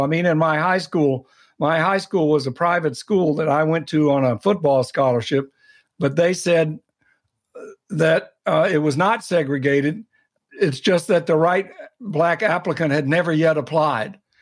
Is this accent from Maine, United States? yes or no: no; Atlanta, Georgia, United States; moved away; i grew up in atlanta in a dedicated non political family.